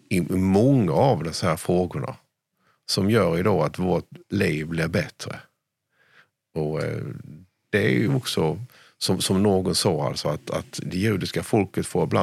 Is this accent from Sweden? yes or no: yes; Sweden